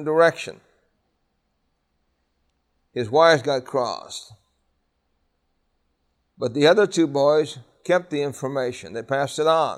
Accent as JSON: {"language": "English", "town": "New York City", "region": "New York", "country": "United States", "tie": "born or raised there", "said": "I grew up in Brooklyn, New York, in the public school system"}